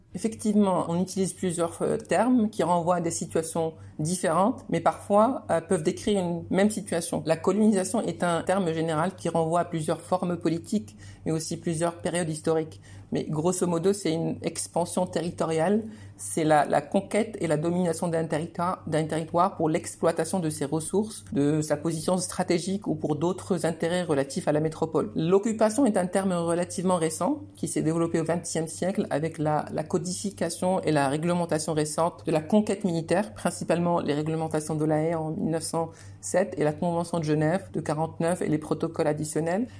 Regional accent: Rabat, Rabat-Salé-Kénitra, Morocco; moved away as an adult; also born or lived in Beirut, Lebanon / Jerusalem / Florence, Italy; Je suis né à Rabat en 91 au Maroc.

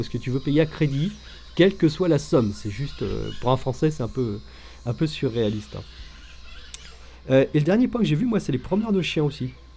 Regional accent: France; en tant que Français

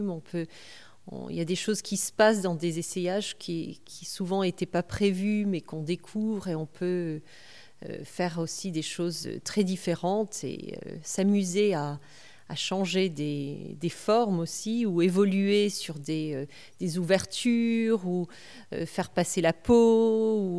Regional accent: California, United States; quand j'étais jeune et que j'ai grandi aux États-Unis, donc à 14 ans, j'étais en Californie

